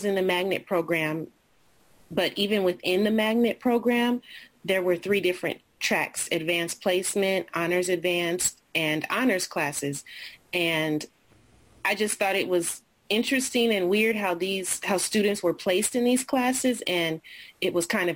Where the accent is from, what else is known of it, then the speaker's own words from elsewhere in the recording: Los Angeles, California, United States; also born or lived in Denver / Kuwait; I came back to my hometown in Los Angeles and started teaching again